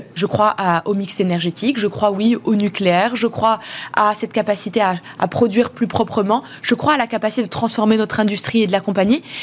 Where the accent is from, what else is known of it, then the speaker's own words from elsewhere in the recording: France; Je suis française parce que je suis née ici